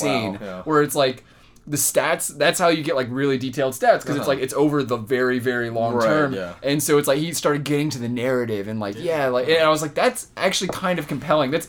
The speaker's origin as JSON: {"language": "English", "town": "San Jose", "region": "California", "country": "United States", "tie": "born or raised there", "moved": "as an adult", "said": "I'm from San Jose."}